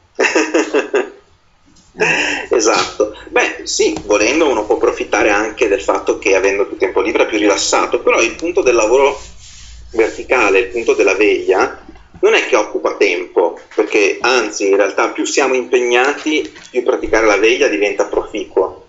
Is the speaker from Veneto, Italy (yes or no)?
yes; Veneto, Italy; essendo io veneto